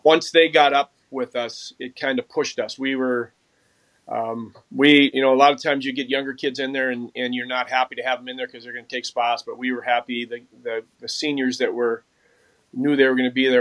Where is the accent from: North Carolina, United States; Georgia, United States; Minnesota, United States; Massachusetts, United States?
Minnesota, United States; Mounds View; I grew up in Moundsview, uh, Minnesota, which is a suburb just on the north side and um, of Minneapolis